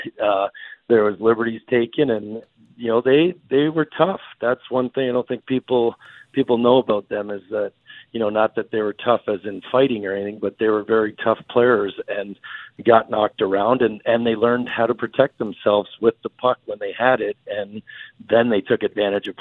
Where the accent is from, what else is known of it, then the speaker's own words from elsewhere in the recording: Canada; growing up in Canada